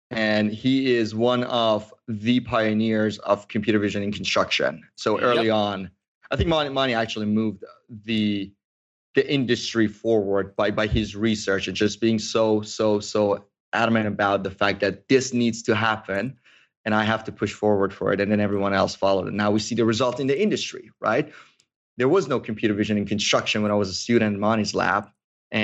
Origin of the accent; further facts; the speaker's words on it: Iran; moved away as an adult; now in United States; Persian, born and raised in Iran. I came to the States almost 10 years ago now.